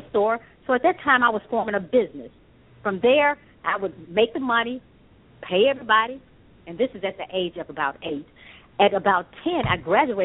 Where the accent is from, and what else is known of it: Memphis, Tennessee, United States; born or raised there; also born or lived in Akron, Ohio